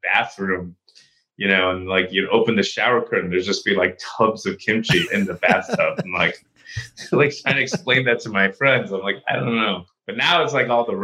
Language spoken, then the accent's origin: English; New York City, New York, United States; moved away as an adult; I grew up in New York and I was raised in New York